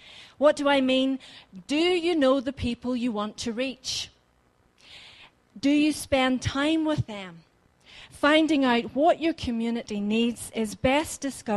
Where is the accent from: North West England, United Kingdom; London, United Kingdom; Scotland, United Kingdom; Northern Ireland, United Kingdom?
Northern Ireland, United Kingdom; Ballymena; moved away as an adult; now in North Devon, United Kingdom; I am living in North Devon, but I'm originally from Northern Ireland. Didn't have the privilege of living in Bangor, ended up in Ballymena